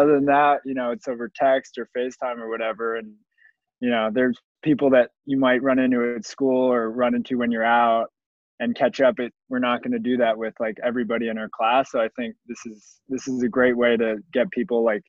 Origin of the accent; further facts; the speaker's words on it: Santa Monica, California, United States; moved away as an adult; also born or lived in East Coast; now in Philadelphia, United States; I'm from Santa Monica originally.